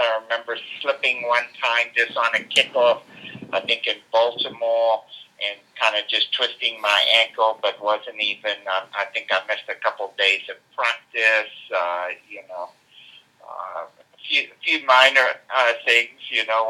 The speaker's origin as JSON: {"language": "English", "country": "South Africa", "tie": "born or raised there", "said": "nearly as many as when I was a kid growing up in South Africa, I can tell you."}